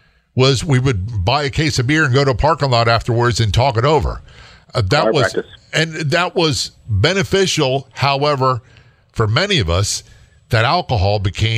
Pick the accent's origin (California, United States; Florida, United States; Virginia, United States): Virginia, United States; Norfolk; By the way, I grew up in Norfolk, Virginia, so my dad's career Navy, and so I wasn't far from that area.